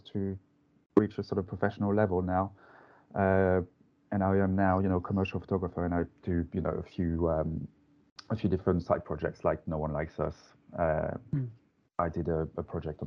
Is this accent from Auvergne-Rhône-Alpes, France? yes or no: no; Lens, Hauts-de-France, France; accent: French; English is a second language; moved away as an adult; now in London, United Kingdom; I'm from France, as you can hear from my accent, from quite a small mining town called Lens